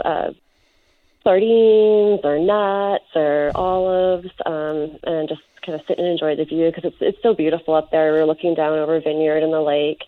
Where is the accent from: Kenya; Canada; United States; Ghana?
Canada; North Vancouver, British Columbia; I was born and raised in North Vancouver